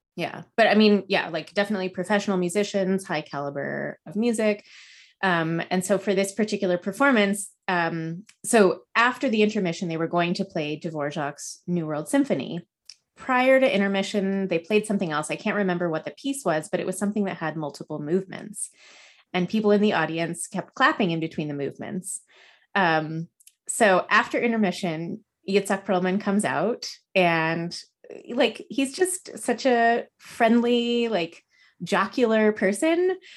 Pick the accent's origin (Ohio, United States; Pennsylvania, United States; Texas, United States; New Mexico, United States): New Mexico, United States; Los Alamos; born or raised there